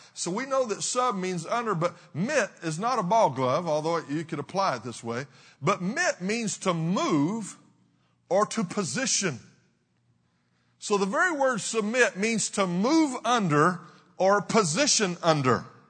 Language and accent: English; Texas, United States; I'm from the south. I'm from Texas